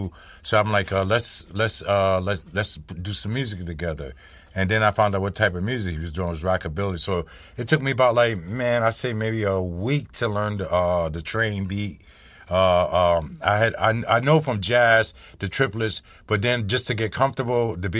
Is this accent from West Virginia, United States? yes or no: no; Mississippi, United States; I was born in Mississippi